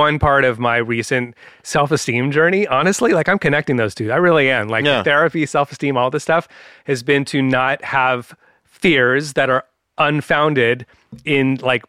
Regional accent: San Francisco, California, United States; where I grew up in San Francisco, the Bay Area of California

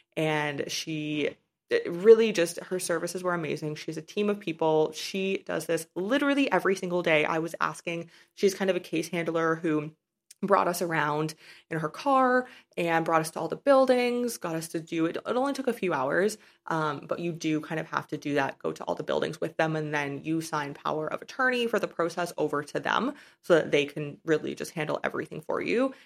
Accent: Canada; moved away as an adult; also born or lived in China / Paraguay; I haven't lived in my home country of Canada for about six years now

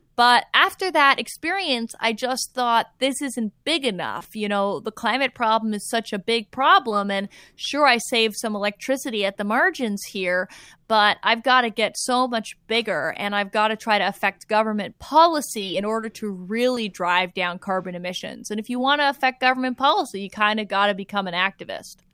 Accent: Toronto, Ontario, Canada; now in Santa Barbara, United States; I grew up in North York, uh, in Don Mills specifically

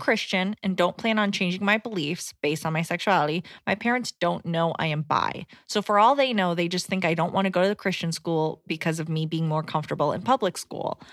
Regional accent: Decatur, Georgia, United States; I'm from Atlanta.

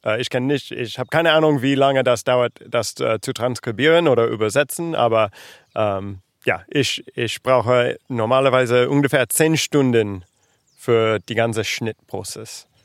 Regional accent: United States; German is a second language; moved away as an adult; now in Berlin, Germany; ich komme aus Amerika und ja, ich bin ähm, mit meiner Familie äh, vor zwei Jahren nach Berlin gezogen

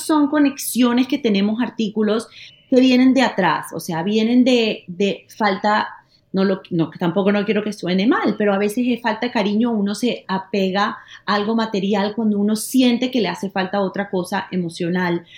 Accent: Panama; now in Miami, United States; yo como panameña

